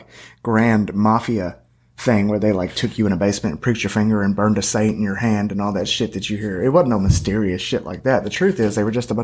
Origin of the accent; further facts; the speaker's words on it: Hopkinsville, Kentucky, United States; I'm from Hopkinsville, and I was raised around all African Americans for the most part